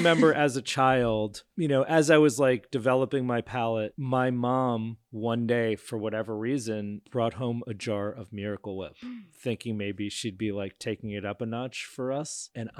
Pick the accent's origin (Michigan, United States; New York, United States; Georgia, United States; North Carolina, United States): New York, United States; As a New Yorker, it's maybe a Woody Allen movie